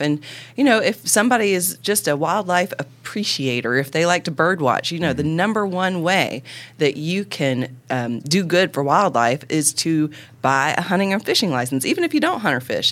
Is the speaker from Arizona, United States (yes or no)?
no; Northeast Alabama, United States; I was born in Alabama and Northeast Alabama.